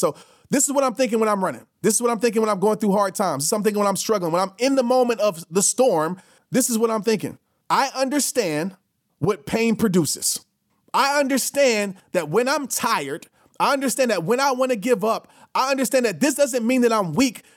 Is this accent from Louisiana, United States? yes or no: yes; New Orleans, Louisiana, United States; when I used to travel when I was a kid from New Orleans to Little Rock to go visit my grandparents